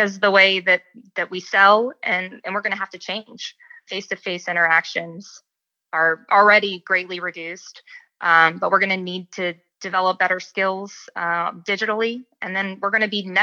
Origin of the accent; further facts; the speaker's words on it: West Virginia, United States; moved away; also born or lived in North Carolina; I was born and raised in West Virginia